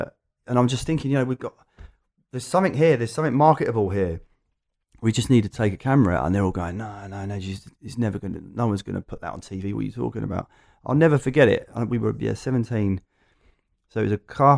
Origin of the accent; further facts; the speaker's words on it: Loughton, East of England, United Kingdom; I'm an Essex boy, but only just. There you go. Loughton and the surrounding area. We've now moved further out, but yeah, so East London is very familiar to me.